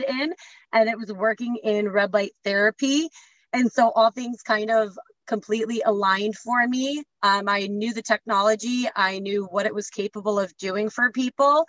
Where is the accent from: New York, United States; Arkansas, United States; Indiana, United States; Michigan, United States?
Michigan, United States; I grew up in Michigan